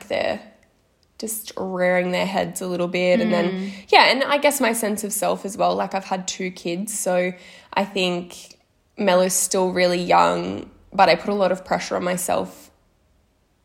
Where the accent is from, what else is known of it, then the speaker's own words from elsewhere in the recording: Sydney, New South Wales, Australia; we're from Mount Druitt